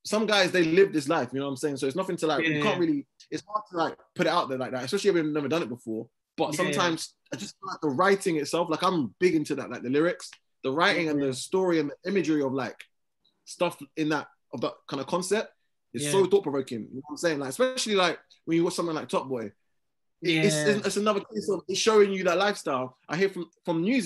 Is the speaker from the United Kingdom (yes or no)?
yes; London, United Kingdom; I'm a rapper from West London.